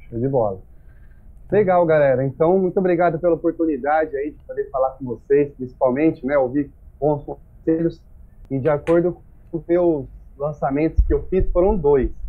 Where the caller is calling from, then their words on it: São José do Rio Preto, São Paulo, Brazil; Bom, eu sou aqui de São José do Rio Preto, São Paulo, interior